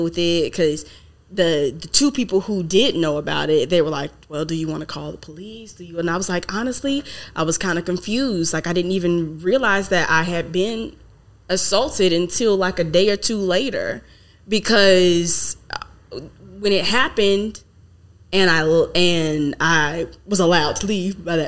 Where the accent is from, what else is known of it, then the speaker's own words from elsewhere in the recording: the South, United States; now in California, United States; I'm from the South